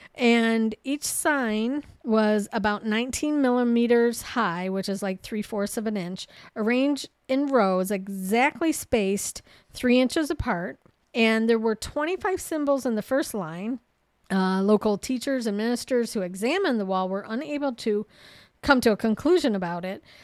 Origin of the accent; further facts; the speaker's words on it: Ohio, United States; we're from Ohio